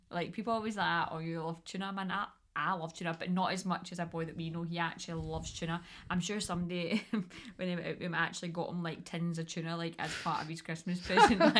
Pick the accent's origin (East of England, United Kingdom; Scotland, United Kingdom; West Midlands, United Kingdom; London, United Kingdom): Scotland, United Kingdom; I don't eat know if that's a Scottish thing